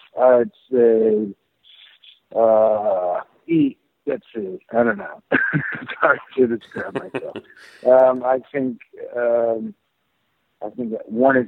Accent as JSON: {"language": "English", "town": "San Francisco", "region": "California", "country": "United States", "tie": "born or raised there", "said": "I've always been from the United States. I mean, I was born in San Francisco"}